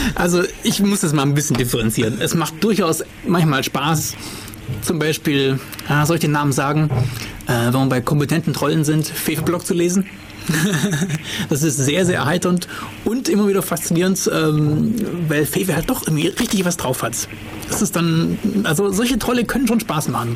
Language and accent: German; Germany; bei uns in Deutschland hier